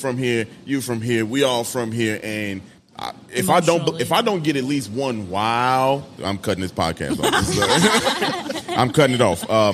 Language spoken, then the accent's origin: English; Chicago, Illinois, United States; I think people that's from Chicago, We are from Chicago. We have a lot of stories. We got a lot of pride.